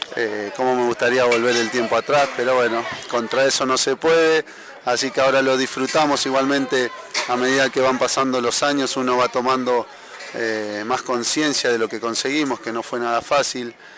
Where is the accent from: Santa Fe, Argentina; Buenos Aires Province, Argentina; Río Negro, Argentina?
Santa Fe, Argentina; moved away; also born or lived in Banfield; De Santa Fe